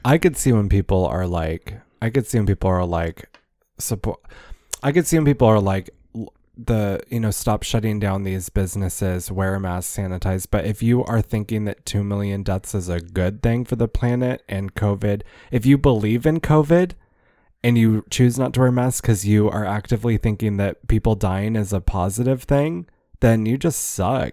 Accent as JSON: {"language": "English", "region": "Ohio", "country": "United States", "tie": "born or raised there", "also_born_or_lived": "Fresno, California", "said": "raised in Ohio"}